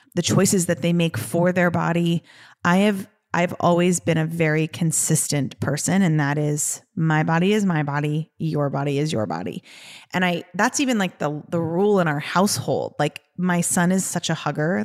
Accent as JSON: {"language": "English", "town": "Los Angeles", "region": "California", "country": "United States", "said": "we are from Los Angeles"}